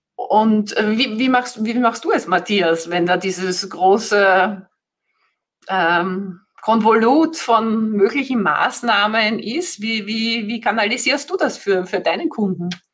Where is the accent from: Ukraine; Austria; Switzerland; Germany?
Austria; Vienna; Ich komme eben aus, aus Österreich, aus dem schönen Wien